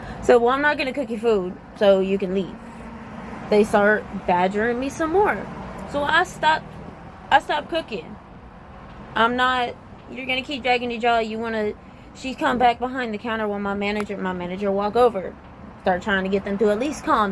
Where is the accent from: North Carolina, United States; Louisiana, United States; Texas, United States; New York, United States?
Louisiana, United States; Southern; I'm from the South. I'm Cajun. I'm from Southern Louisiana, 3 hours outside of New Orleans